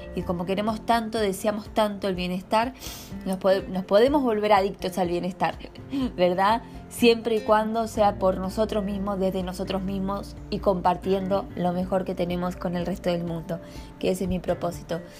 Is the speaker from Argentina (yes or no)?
yes; Argentina; moved away as an adult; now in Brazil; Vivo en Brasil, soy nacida en Argentina. Vivo en Brasil hace nueve años